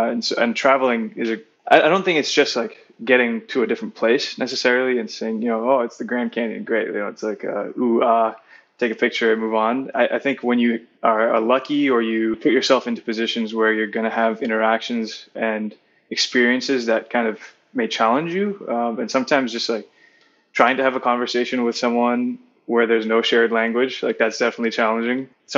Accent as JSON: {"language": "English", "country": "Singapore", "tie": "born or raised there", "said": "growing up in Singapore"}